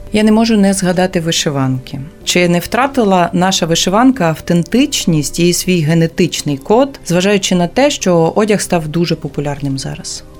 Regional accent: Volhynia, Volyn Oblast, Ukraine; я з Волині

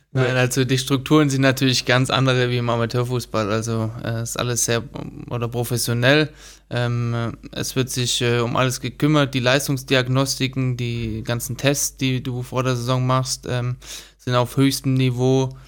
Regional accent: Stuttgart, Baden-Württemberg, Germany; Also ich äh, bin auch aufgewachsen in Stuttgart

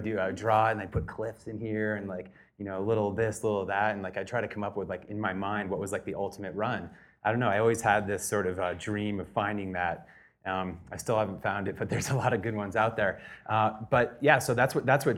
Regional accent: New England, United States; I grew up in New England

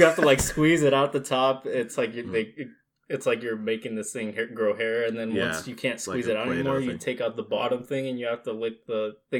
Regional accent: Eastern Oregon, United States; first language Spanish; English is a second language; moved away as an adult; I grew up in Eastern Oregon. I was born there. Never moved in my life until came over here to college.

